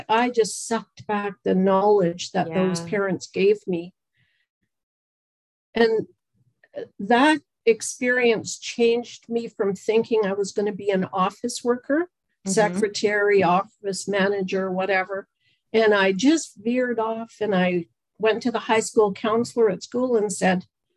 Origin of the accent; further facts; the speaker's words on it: London, Ontario, Canada; moved away as an adult; also born or lived in Red Deer, Alberta; now in Alberta, Canada; I am from London, Ontario. And I moved out here in my adventurous early 20s